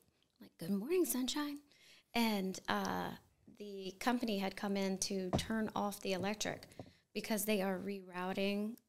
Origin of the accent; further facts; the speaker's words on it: Dover, Delaware, United States; I was born in Dover at Kent General Hospital